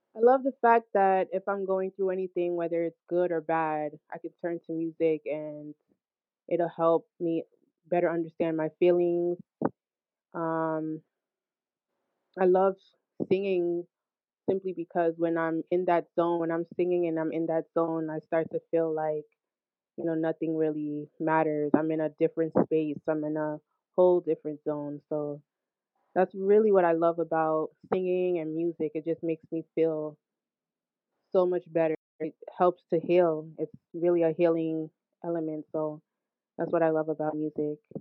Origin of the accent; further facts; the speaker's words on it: Hackensack, New Jersey, United States; also born or lived in Brooklyn, New York; I was born in Brooklyn. Um, however, I was raised in Hackensack, New Jersey.